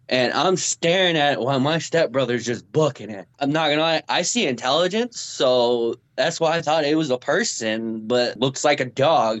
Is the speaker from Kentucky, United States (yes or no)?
no; Topeka, Kansas, United States; and I'm from originally from Kansas, Topeka. Of all places.